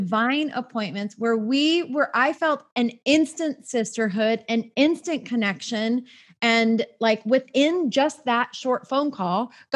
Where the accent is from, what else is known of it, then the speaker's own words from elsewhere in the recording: Southern California, United States; born and raised in Southern California, just like me